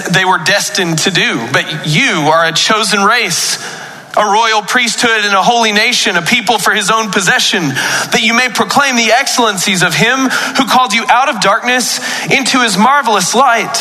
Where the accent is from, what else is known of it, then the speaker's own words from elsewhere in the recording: Paris, Texas, United States; I was born in Paris, Texas on January 22nd